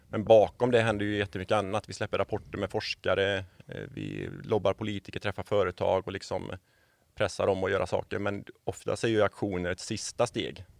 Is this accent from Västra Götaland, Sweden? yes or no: yes; Borås, Västra Götaland, Sweden; moved away as an adult; now in Varberg, Sweden; jag är ju badjävel från Borås från början.